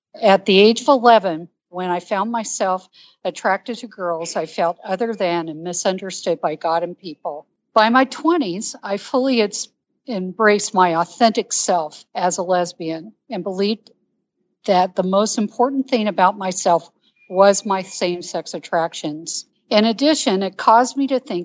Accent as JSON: {"language": "English", "town": "Denver", "region": "Colorado", "country": "United States", "tie": "born or raised there", "also_born_or_lived": "Seattle, Washington / East Texas", "moved": "yes", "lives_now": "Dallas, United States", "said": "I went into a foster care home in Denver, Colorado, and grew up in the Rockies."}